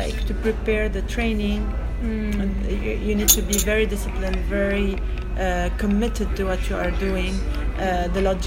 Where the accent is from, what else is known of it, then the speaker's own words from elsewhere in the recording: Beirut, Beirut Governorate, Lebanon; moved away as an adult; also born or lived in Los Angeles / Europe; I'm from Beirut